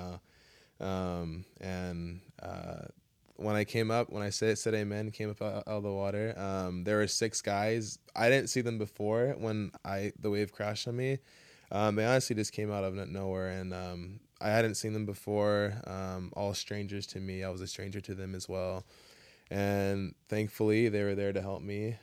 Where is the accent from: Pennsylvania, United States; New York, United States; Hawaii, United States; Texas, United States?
Hawaii, United States; Kailua; I grew up in Kailua